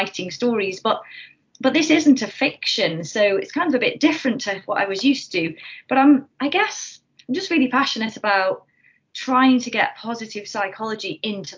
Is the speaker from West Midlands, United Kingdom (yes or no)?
yes; North Staffordshire, West Midlands, United Kingdom; I'm from North Staffordshire originally, from a little village